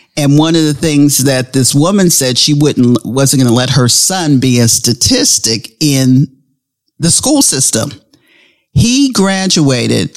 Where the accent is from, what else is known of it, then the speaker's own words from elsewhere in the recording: Pittsburgh, Pennsylvania, United States; we grew up in Pittsburgh